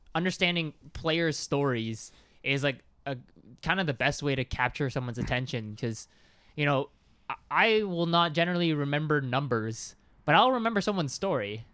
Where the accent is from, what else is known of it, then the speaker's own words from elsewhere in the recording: Canada; we're Canadian